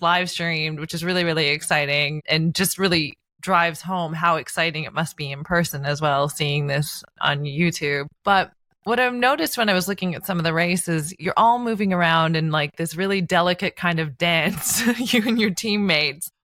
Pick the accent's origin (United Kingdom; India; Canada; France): Canada; Newfoundland and Labrador; I'm from Newfoundland. So grew up on the water